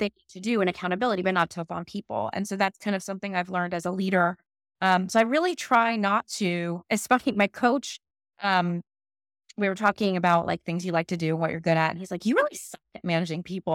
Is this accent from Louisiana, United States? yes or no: no; St. Petersburg, Florida, United States; I grew up in Saint Pete